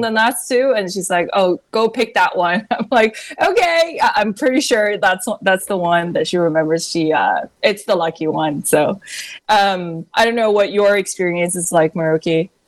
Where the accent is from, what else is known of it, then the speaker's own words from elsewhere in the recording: China; moved away as an adult; also born or lived in New York, United States; now in United States; when I was growing up in China